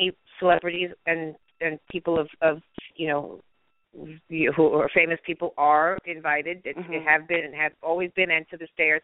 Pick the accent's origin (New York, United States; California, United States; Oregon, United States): California, United States; Beverly Hills; I grew up in Beverly Hills, California